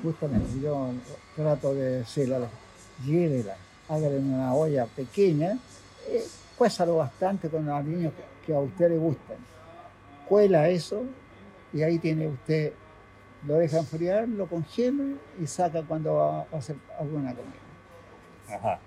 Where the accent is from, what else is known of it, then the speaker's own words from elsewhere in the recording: Valparaíso, Chile; also born or lived in San Antonio; now in Santiago, Chile; soy de Playa Ancha, yo, de, Valparaíso